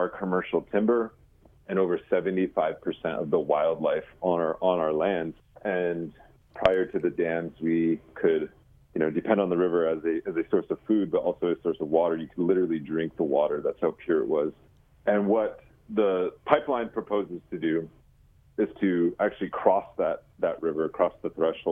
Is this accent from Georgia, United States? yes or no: no; Lower Brule Sioux Tribe, South Dakota, United States; from the Lower Bru Sioux Tribe